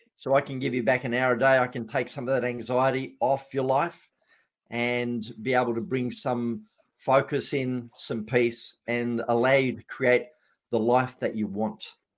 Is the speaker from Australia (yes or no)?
yes; Australia; being an Australian